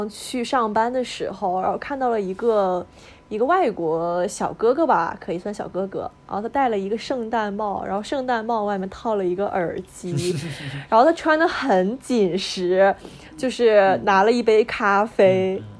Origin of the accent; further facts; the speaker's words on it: Northeast China, China; moved away as an adult; also born or lived in Zhejiang; now in Shanghai, China; 我是东北人，